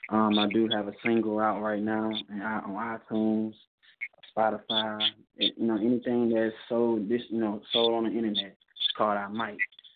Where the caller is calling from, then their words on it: Kansas City, Missouri, United States; Yo, what's good? I'm calling from Kansas City.